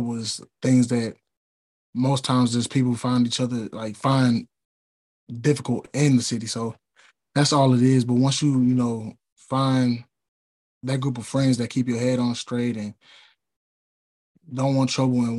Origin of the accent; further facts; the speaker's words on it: St. Louis, Missouri, United States; moved away as an adult; now in Jackson, United States; me and a couple of my teammates are from St. Louis